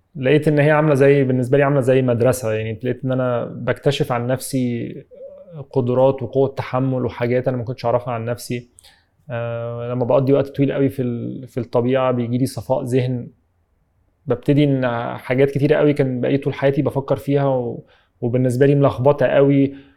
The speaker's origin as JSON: {"language": "Arabic", "country": "Egypt"}